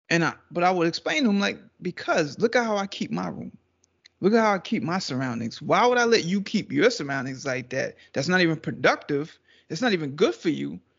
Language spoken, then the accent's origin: English; Trinidad & Tobago